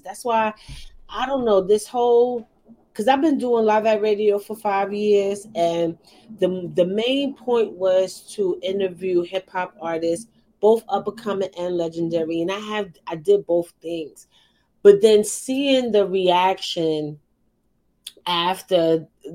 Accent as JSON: {"language": "English", "town": "New York City", "region": "New York", "country": "United States", "said": "I'm from Harlem"}